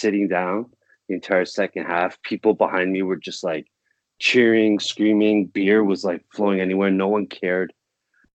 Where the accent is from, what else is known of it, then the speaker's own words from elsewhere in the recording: Toronto, Ontario, Canada; I'm from Toronto